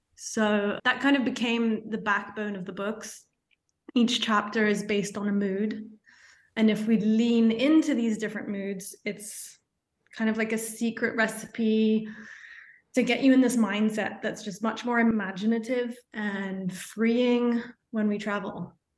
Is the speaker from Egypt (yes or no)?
no; London, United Kingdom; now in Paris, France; I'm a Londoner originally